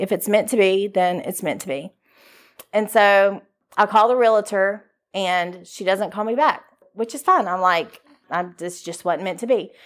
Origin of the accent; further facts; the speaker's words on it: Shreveport, Louisiana, United States; moved away as an adult; now in Jackson, Mississippi, United States; I'm from Shreveport, Louisiana. I was raised in a Christian home.